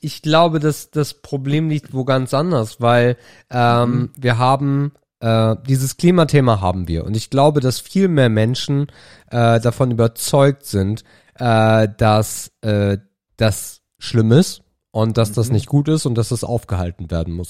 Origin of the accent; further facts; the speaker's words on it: Germany; von einem Deutschen wie mir